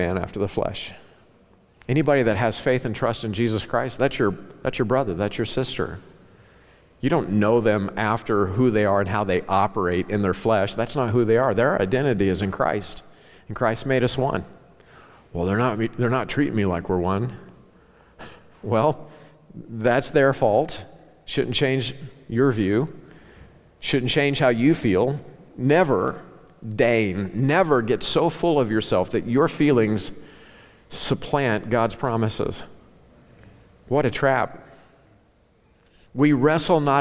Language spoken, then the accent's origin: English; Ozark Mountains, Southwest Missouri / Northwest Arkansas, the Ozarks, United States; moved away; I grew up in the Ozark Mountains. Okay, where I grew up, now it's this cosmopolitan, Walmart-changed, Southwest Missouri, Northwest Arkansas